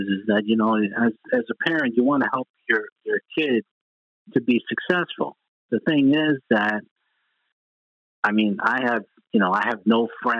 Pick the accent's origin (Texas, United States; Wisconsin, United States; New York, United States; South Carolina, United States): New York, United States; when I was growing up in New York.